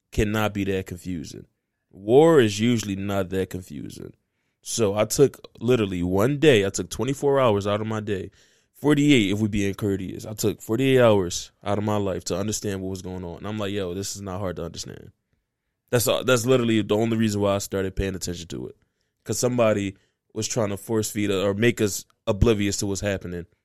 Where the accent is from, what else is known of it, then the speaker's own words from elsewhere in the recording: United States; But the reason why I started paying attention to this, even though I'm American, I, I my tax dollars go there.